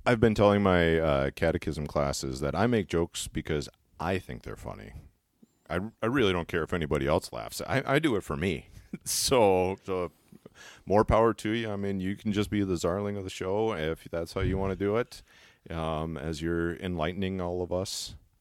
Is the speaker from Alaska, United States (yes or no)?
yes; Alaska, United States; I'm actually born and raised in Alaska.